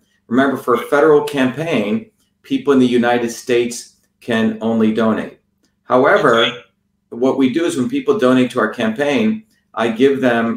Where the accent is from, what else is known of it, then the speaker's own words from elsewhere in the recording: India; moved away; growing up in India as a low caste, untouchable Indian